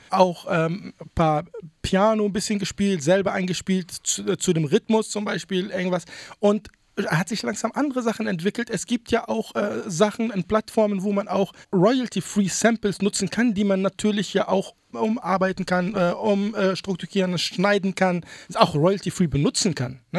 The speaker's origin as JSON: {"language": "German", "country": "Tunisia", "said": "Ich meine, ich bin ursprünglich aus Tunesien, wir sind Nachbarn."}